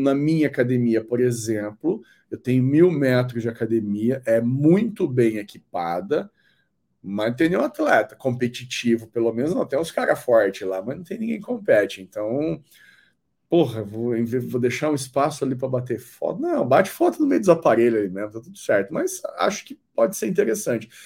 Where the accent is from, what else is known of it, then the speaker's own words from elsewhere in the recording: Londrina, Paraná, Brazil; eu sou de Londrina